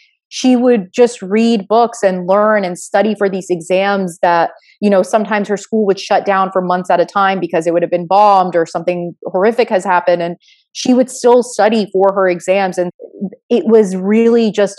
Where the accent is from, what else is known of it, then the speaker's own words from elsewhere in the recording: Florida, United States; I was born in Florida